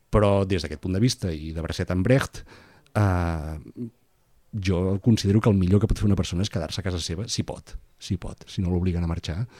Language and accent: Catalan; Begur, Catalonia, Spain; now in Barcelona, Spain; L'avantatge que tinc de poder dir que sóc empordanès eh, és diametralment idèntica, que això és una paradoxa, eh, al fet de ser barceloní.